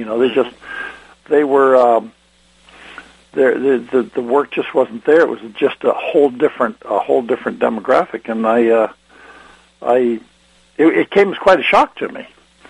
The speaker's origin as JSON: {"language": "English", "town": "Takoma Park", "region": "Maryland", "country": "United States", "tie": "born or raised there", "also_born_or_lived": "Washington state", "moved": "as an adult", "lives_now": "Washington, United States", "said": "I grew up in Tacoma Park right outside of Washington, D.C."}